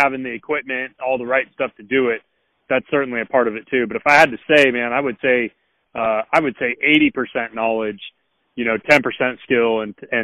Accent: Northern California, United States; moved away as an adult; now in Alabama, United States; I grew up in Northern California, 33 years old now, and I moved out here to Alabama when I was 23

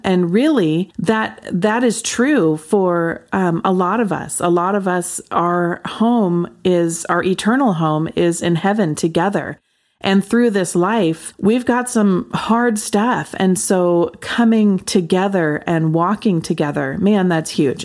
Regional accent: Pacific Northwest, United States; I grew up in the Pacific Northwest

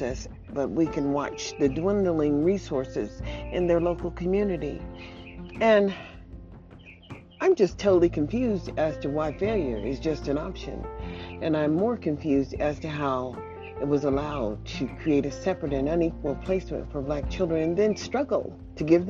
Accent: United States; as American people

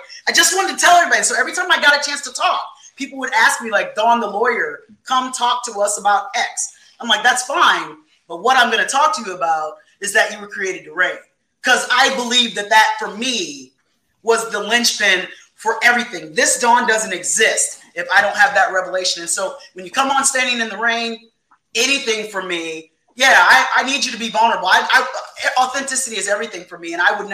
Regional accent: Fort Wayne, Indiana, United States; in my hometown, Fort Wayne, Indiana

